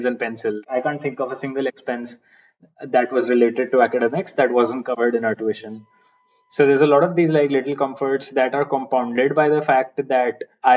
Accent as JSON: {"language": "English", "country": "India", "said": "I'm Indian"}